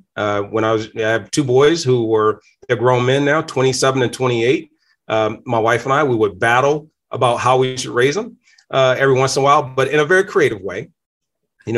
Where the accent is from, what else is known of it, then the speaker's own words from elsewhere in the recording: Danville, Virginia, United States; moved away as an adult; now in Michigan, United States; I'm not originally from Michigan. I'm from Virginia. I came here in 1991 to Michigan after being drafted by Detroit Lions, but grew up in a small place called Danville, Virginia